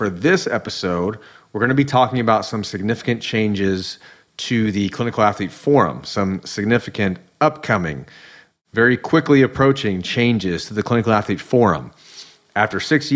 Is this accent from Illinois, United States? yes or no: no; Indiana, United States; moved away as an adult; now in Southern California, United States; Growing up in Indiana where we have all the seasons